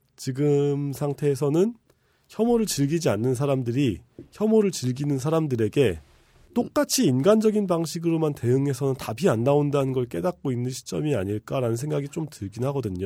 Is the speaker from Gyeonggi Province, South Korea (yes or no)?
yes; Bucheon, Gyeonggi Province, South Korea; also born or lived in Incheon; 저는 이제 경기도 부천 출신인데